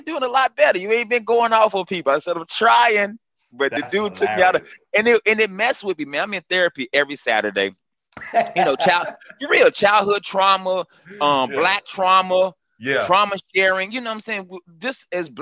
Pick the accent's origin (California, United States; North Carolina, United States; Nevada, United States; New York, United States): North Carolina, United States; Greensboro; I'm from Greensboro, Southside Greensboro. I'm number 8 of 11 kids. I grew up in Hampton Home, Southside.